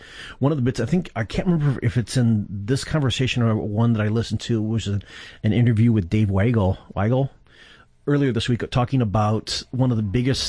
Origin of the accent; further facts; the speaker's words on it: Upper Midwest, United States; I'm from the Upper Midwest